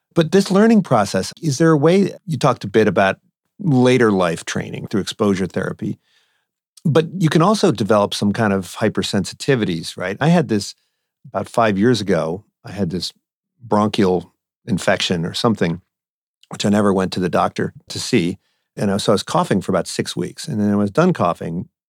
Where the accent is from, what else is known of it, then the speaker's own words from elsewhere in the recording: East Coast, United States; now in West Coast, United States; I grew up on the East Coast